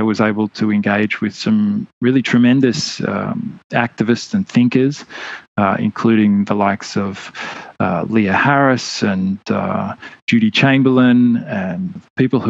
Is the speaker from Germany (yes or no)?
no; Melbourne, Victoria, Australia; I grew up in Melbourne, Australia